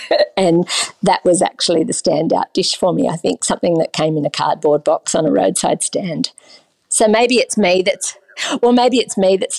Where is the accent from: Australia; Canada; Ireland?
Australia; And I'm from Australia